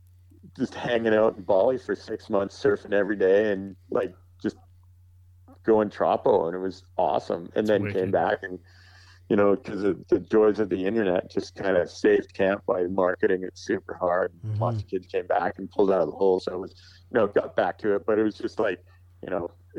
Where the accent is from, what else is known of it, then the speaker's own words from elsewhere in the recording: Calgary, Alberta, Canada; I grew up with him in Calgary